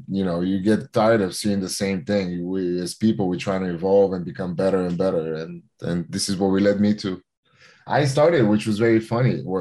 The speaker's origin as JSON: {"language": "English", "town": "Los Angeles", "region": "California", "country": "United States", "tie": "born or raised there", "said": "And the time was right in Los Angeles, California, for my kind of my hometown in in, in America, for me to to make a big comeback."}